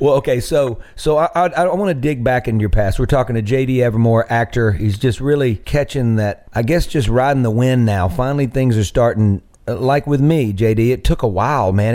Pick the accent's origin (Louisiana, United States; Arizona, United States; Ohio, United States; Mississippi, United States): Mississippi, United States; Greenville; moved away as an adult; also born or lived in Nashville; my hometown of Greenville